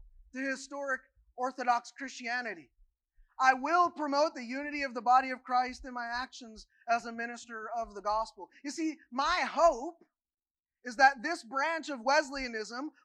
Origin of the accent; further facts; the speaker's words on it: Kentucky, United States; moved away as an adult; About 3 years ago, I not only said goodbye to my home state and the other things that go with that, I also said goodbye to my home denomination, the United Methodist Church